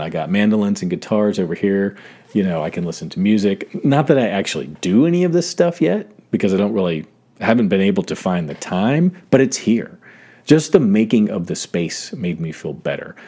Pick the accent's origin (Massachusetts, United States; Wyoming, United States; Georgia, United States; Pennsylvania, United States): Georgia, United States; South; moved away; I grew up in South Georgia, so I went to, like, second to sixth grade in South Georgia